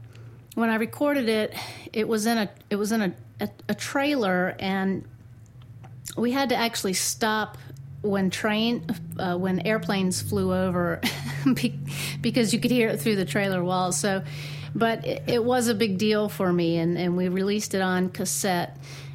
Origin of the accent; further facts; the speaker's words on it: Raleigh, North Carolina, United States; also born or lived in Alabama / Mount Gilead; I was born in Alabama and lived there for 3 months, so I don't remember much about that. Came to Mount Gilead right after that, so I stayed here with my family until I was 3 years old, and it was after that time that we moved on to Raleigh